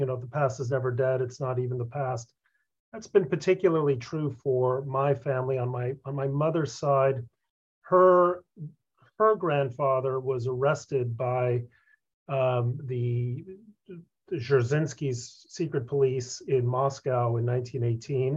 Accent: Mexico; moved away; also born or lived in Concord, Massachusetts; that's how I wound up growing up in Mexico

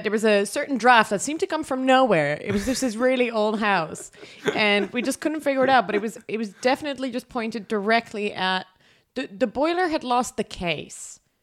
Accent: Amsterdam, North Holland, Netherlands; English is a second language; moved away; I'm from Amsterdam

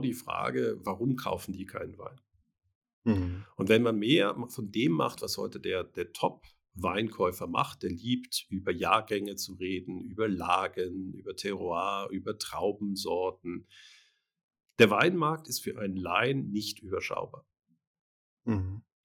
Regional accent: Germany; ich bin in Deutschland aufgewachsen.

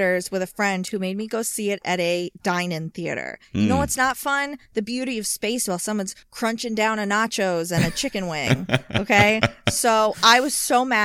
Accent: Georgia, United States; I'm from Georgia

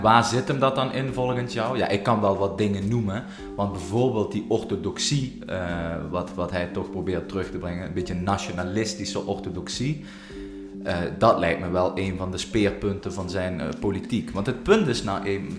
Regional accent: Russia; wij, de Russen

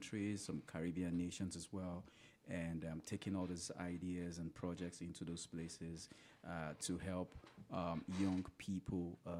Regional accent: Nigeria; moved away; the side of the world that I'm from Nigeria and West Africa

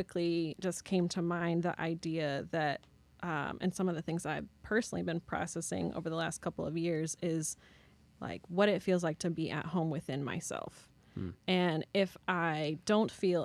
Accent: St. Louis, Missouri, United States; moved away as an adult; also born or lived in Chicago; I grew up in St. Louis.

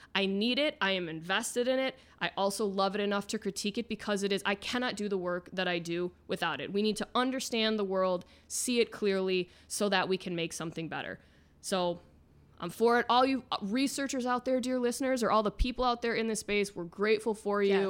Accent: Midwest, United States; now in Florida, United States; Midwest, I'm from America's High Five.

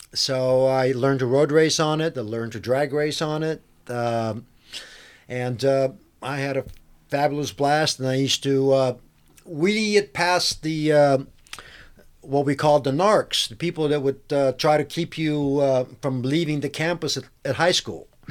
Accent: Bulgaria; moved away; I'm actually from Bulgaria.

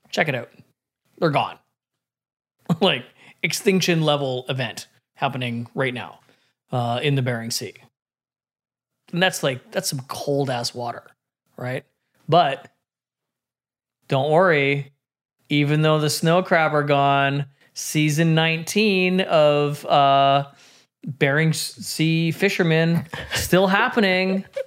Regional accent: British Columbia, Canada; I got to feel it in my hometown.

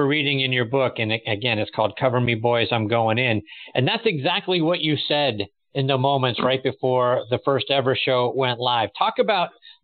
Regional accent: Pittsburgh, Pennsylvania, United States; I'm from Pittsburgh

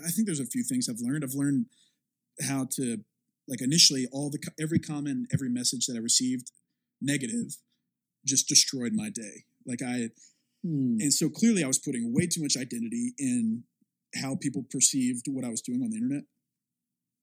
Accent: the South, United States; I'm from the South and there's a very specific type of church and mega church culture there

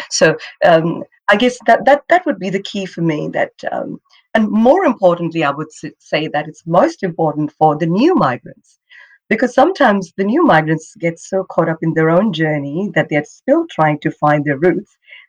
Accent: India; English is a second language; now in Australia; to Australia back in 1988. Funny enough, growing up, I never thought I'd go overseas. I just loved growing up in India. I was very lucky. My father was in the Indian Army.

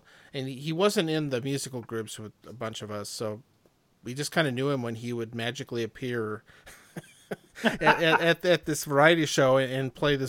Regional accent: Rapid City, South Dakota, United States; We're both from Rapid City, yes.

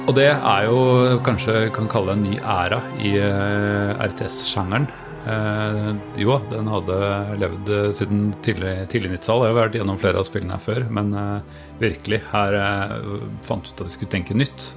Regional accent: Sørlandet, Norway; Jeg er eh, sørlending

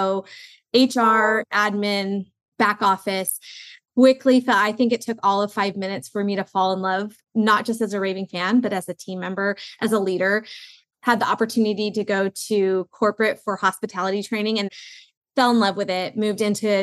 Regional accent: Southern California, United States; I grew up in Southern California where we were an emerging market

